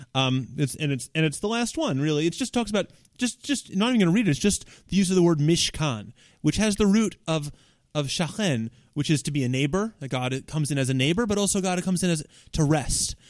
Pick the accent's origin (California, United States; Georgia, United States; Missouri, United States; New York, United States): New York, United States; New York City; It all starts for me in nineteen eighty-two in Park Slope, Brooklyn